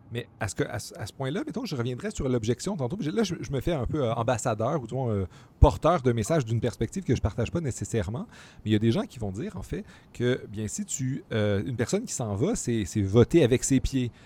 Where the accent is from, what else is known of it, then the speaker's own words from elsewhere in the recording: Montreal, Quebec, Canada; en tant que Montréalais